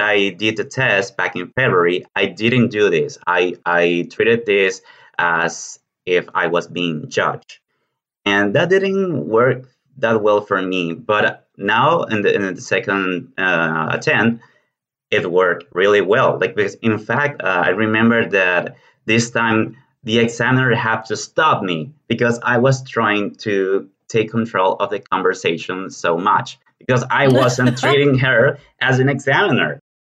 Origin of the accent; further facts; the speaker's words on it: Venezuela; English is a second language; moved away as an adult; now in Argentina; I come from Venezuela, but I've been living in Argentina for the last five years and a half